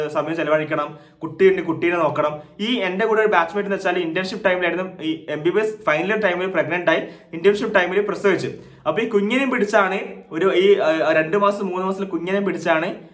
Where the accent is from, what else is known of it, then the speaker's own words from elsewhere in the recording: Thalassery, Kerala, India; also born or lived in Mahe, Puducherry; ഞാൻ മലബാർ ഞാൻ തലശ്ശേരി മാഹിയിലാണ് ജനിച്ചു വളർന്നത്